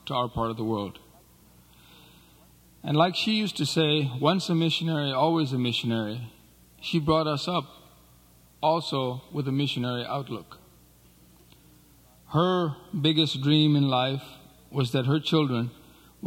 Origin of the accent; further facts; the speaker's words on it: Nepal; I was born in Nepal.